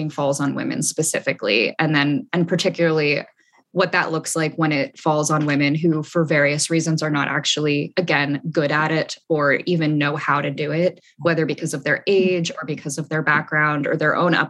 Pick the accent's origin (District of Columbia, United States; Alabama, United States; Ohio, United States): District of Columbia, United States; Washington; moved away as an adult; also born or lived in France; now in Austin, United States; I grew up in DC, Washington, DC